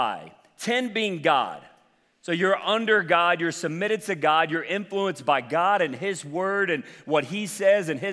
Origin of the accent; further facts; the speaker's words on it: the South, United States; I'm from the South